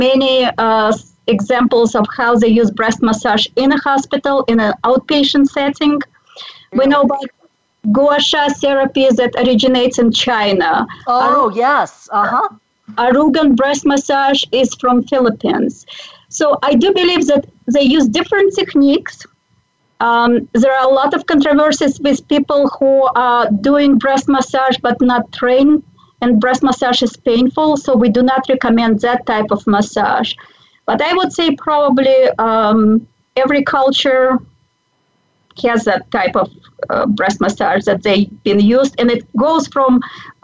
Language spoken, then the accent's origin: English; Belarus; moved away; I was born and raised in Belarus, which was a part of Soviet Union